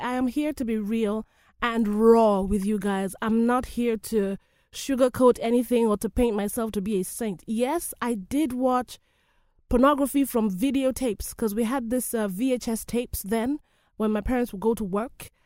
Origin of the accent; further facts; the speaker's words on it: Nigeria; I love my country, Nigeria